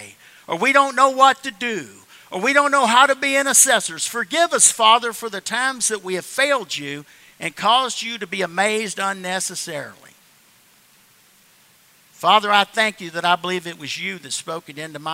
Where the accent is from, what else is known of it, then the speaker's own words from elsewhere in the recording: the South, United States; I'm just somebody from the South